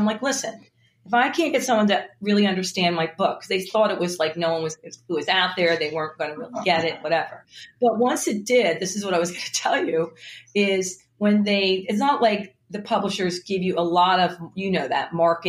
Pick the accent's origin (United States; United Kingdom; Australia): United States; Philadelphia, Pennsylvania; here I am from Philly. I'm a Philly girl.